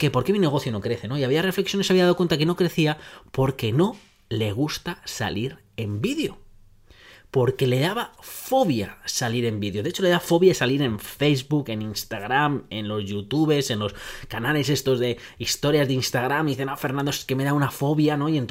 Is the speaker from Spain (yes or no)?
no; Netherlands; Spanish is a second language; soy holandés, soy cuadriculado